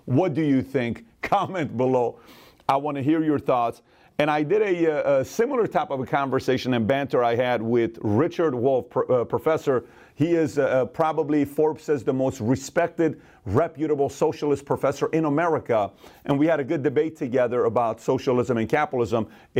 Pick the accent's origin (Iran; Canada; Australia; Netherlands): Iran; now in United States; I come here from Iran. We're about the same age, 1 year apart.